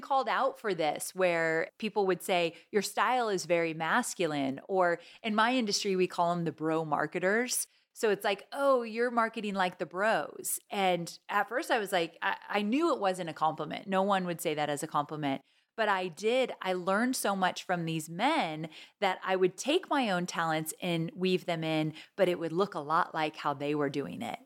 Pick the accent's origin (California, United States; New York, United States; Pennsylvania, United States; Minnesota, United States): California, United States; Orange County, Southern; We grew up in Southern California, Orange County area.